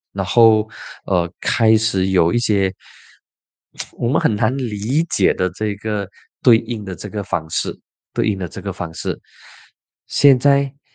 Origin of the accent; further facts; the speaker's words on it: Penang, Malaysia; 我的老家槟城